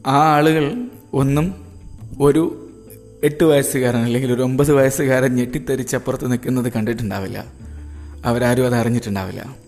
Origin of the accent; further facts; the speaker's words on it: Kondotty, Kerala, India; Kondotty കാന്തക്കാട് U P school എന്ന് പറഞ്ഞൊരു സ്കൂളിലാണ് പിന്നെ യു പി ഉണ്ടാവുക